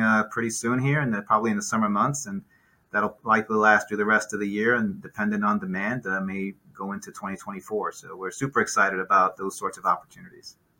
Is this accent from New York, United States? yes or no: yes; New York City, New York, United States; moved away; also born or lived in Cleveland; I grew up in New York City.